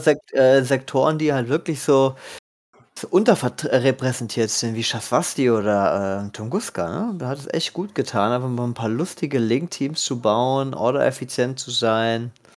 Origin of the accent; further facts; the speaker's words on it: Germany; wir so als Deutsche